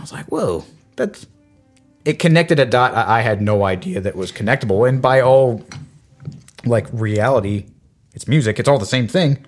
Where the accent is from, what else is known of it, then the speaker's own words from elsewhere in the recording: United States; I, as an American